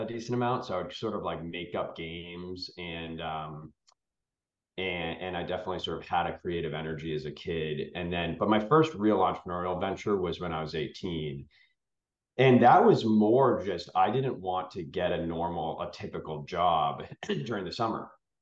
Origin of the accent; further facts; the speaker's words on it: outside of Boston, Massachusetts, United States; I grew up outside of Boston, Massachusetts, and I'm the youngest of three boys